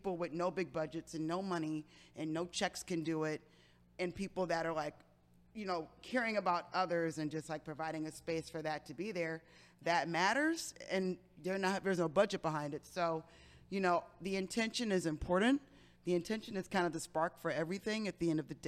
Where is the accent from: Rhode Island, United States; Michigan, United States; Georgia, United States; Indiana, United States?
Michigan, United States; Detroit; I'm originally from Detroit, Michigan